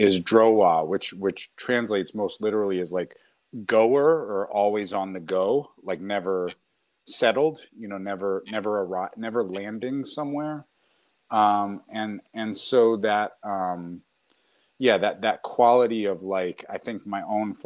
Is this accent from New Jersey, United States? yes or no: no; New York City, New York, United States; I grew up in New York City